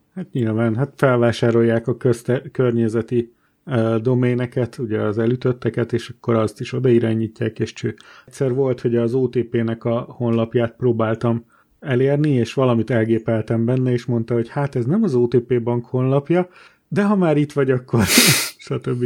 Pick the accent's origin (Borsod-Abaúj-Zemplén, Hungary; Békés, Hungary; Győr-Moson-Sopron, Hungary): Borsod-Abaúj-Zemplén, Hungary; Hárman borsodból származunk